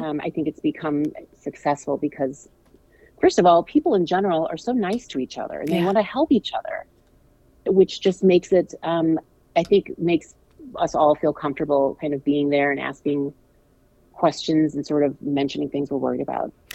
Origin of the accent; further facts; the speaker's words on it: St. Louis, Missouri, United States; I'm from St. Louis.